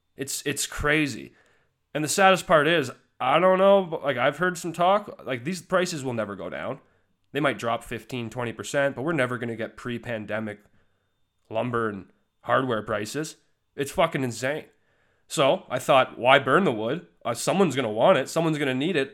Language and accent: English; Alberta, Canada; I'm from Alberta